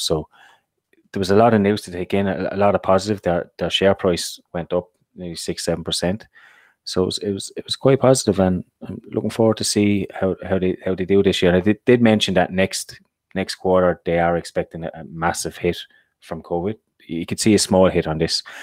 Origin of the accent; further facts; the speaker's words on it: Ireland; from an Irish perspective, we've been hit massively now by Brexit